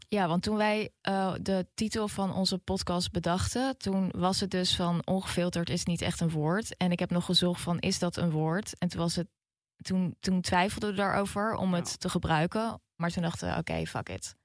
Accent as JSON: {"language": "Dutch", "country": "Netherlands", "said": "de achterbuurt waar ik vandaan kom, District Zuid"}